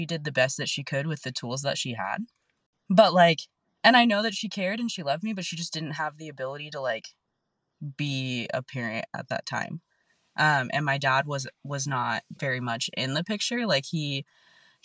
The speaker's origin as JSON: {"language": "English", "town": "National City", "region": "California", "country": "United States", "tie": "born or raised there", "said": "And I grew up in South San Diego. I grew up in National City."}